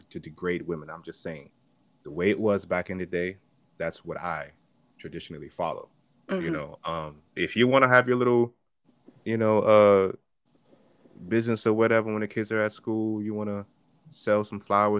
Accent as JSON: {"language": "English", "region": "New York", "country": "United States", "said": "I'm from New York too"}